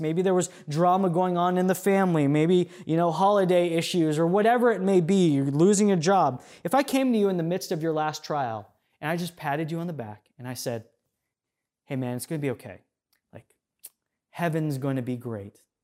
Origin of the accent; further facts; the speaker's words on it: United States; us as American Christians